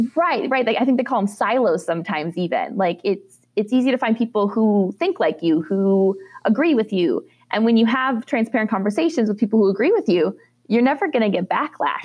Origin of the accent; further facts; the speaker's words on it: Minnesota, United States; moved away as an adult; as a young girl growing up in Minnesota in the dairy industry